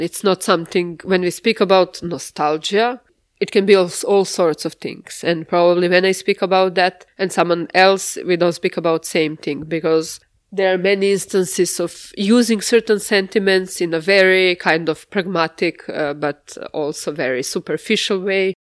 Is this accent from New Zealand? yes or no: no; Jagodina, Central Serbia, Serbia; now in Slovenia; I was born in Svetozarjevo. Middle size, very industrial town in central Serbia.